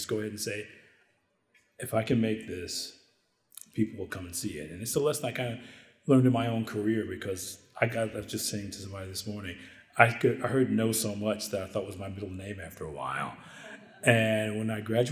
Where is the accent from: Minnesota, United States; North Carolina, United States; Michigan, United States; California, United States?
Michigan, United States; Detroit; I'm from Detroit and I have family here